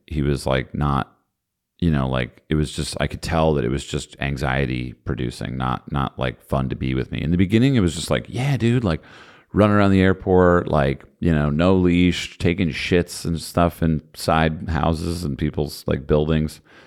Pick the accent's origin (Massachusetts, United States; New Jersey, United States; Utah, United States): New Jersey, United States; I'm from New Jersey